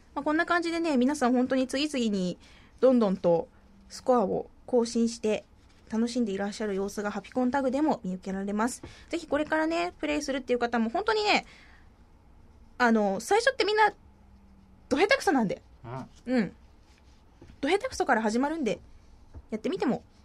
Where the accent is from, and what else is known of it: Fukuoka, Japan; accent: Hakata dialect; moved away as an adult; now in Tokyo, Japan